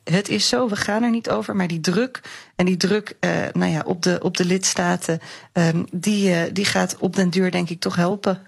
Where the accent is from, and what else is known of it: Netherlands